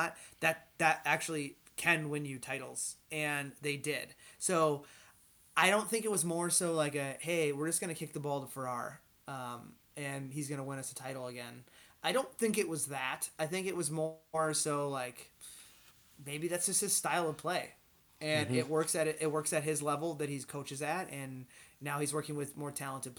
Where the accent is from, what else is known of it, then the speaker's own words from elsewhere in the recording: Wisconsin, United States; I'm from Wisconsin